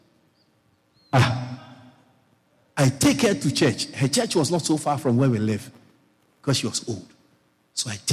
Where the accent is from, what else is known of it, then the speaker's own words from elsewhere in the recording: Kumasi, Ashanti, Ghana; moved away; I grew up in Kumasi.